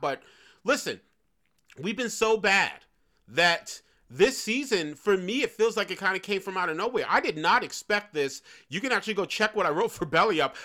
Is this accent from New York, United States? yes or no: yes; New York City, New York, United States; I grew up in New York City.